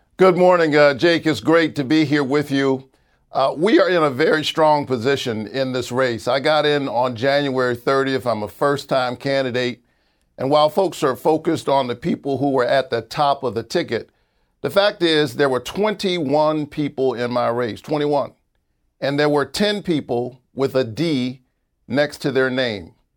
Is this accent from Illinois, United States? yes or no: no; Savannah, Georgia, United States; also born or lived in Atlanta, Georgia; I grew up in Savannah, Georgia